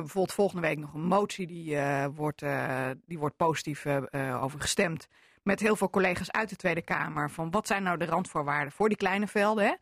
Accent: Groningen, Netherlands; vlak over de grens bij ons in Groningen

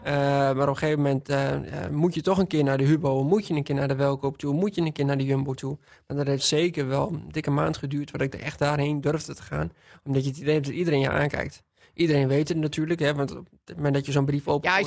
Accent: Witteveen, Drenthe, Netherlands; Ik ben opgegroeid in Witteveen

